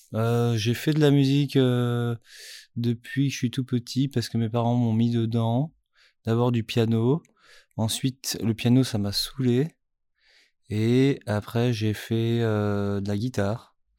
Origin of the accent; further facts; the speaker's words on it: Strasbourg, Grand Est, France; je suis né à Strasbourg